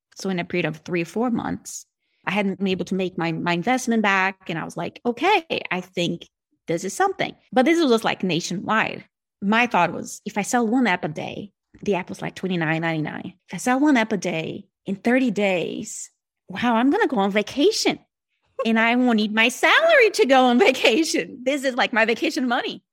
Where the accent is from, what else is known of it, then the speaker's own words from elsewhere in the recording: Brazil; accent: Brazilian; first language Portuguese; English is a second language; moved away as an adult; I'm originally from Brazilian.